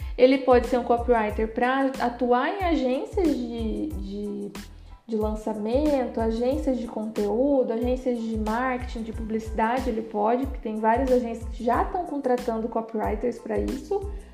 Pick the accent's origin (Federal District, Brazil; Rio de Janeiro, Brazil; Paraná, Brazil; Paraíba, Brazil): Paraná, Brazil; eu sou do Paraná